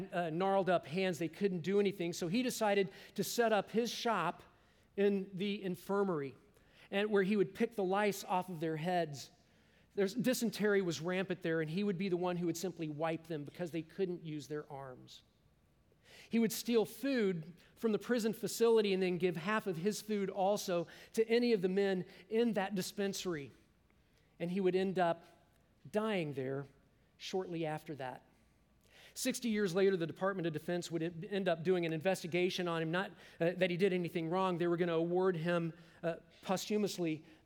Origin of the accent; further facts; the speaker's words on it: Kansas, United States; I'm from Kansas